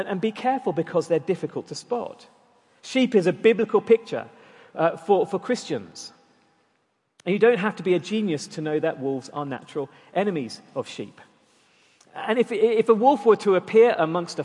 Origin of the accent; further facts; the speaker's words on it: Durban, KwaZulu-Natal, South Africa; moved away; growing up in South Africa, one of the treats of living near the town of the city of Durban was that we'd regularly go to the beach.